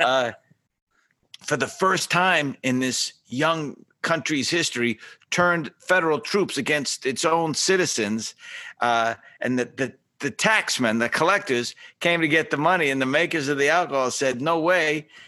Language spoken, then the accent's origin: English; Boston, Massachusetts, United States; I grew up shining shoes in South Boston